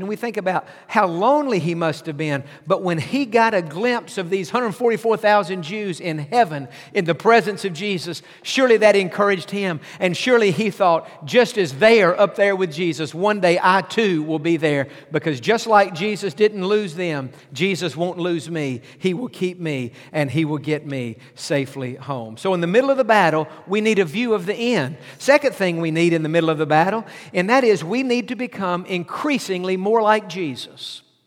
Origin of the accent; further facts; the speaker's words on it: East Texas, United States; I grew up in East Texas